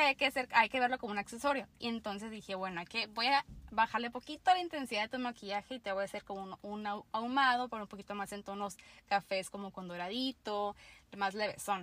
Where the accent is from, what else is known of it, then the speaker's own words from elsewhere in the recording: Tijuana, Baja California, Mexico; also born or lived in Mexicali; yo soy de Tijuana, eh, Baja California.